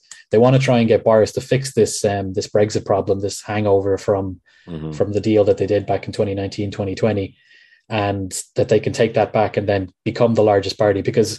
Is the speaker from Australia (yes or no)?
no; Ireland; moved away; I come from Donegal, which is a county on the northwest coast that only actually shares 2 kilometers of coast with the Republic of Ireland that it's part of.